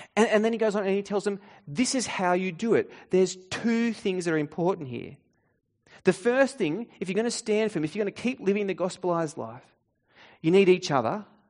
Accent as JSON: {"language": "English", "country": "Australia", "said": "In Australian culture, we have a few unspoken rules"}